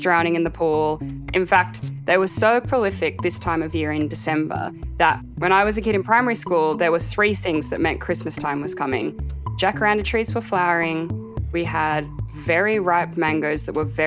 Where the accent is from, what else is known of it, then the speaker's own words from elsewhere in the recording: Sydney, New South Wales, Australia; I grew up on the East Coast of Australia in Sydney